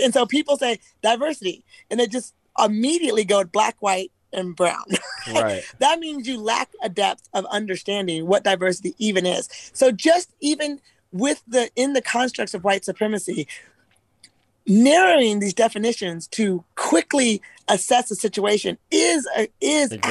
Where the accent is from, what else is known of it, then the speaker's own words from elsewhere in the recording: Eugene, Oregon, United States; I'm actually from Eugene.